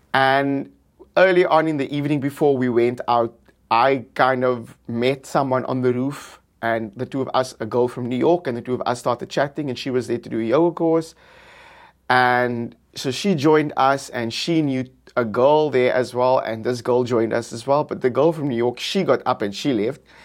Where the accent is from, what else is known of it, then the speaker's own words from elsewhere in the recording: South Africa; I'm from South Africa